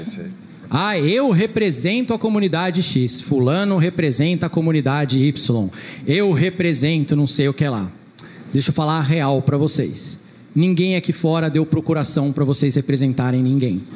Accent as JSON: {"language": "Portuguese", "region": "São Paulo", "country": "Brazil", "tie": "born or raised there", "also_born_or_lived": "Niterói", "moved": "as an adult", "said": "eu sou nascido e criado em São Paulo, na periferia de São Paulo"}